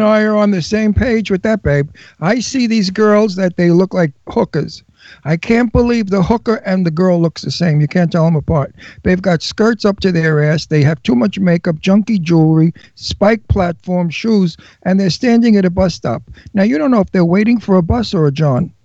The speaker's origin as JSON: {"language": "English", "town": "New York City", "region": "New York", "country": "United States", "moved": "yes", "said": "I'm a wild guinea from Brooklyn. I'm Italian from Brooklyn"}